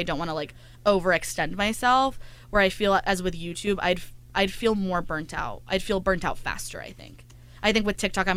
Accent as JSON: {"language": "English", "town": "Salinas", "region": "California", "country": "United States", "moved": "as an adult", "lives_now": "Los Angeles, United States", "said": "I am from Salinas, California, yes. 4 hours away from here"}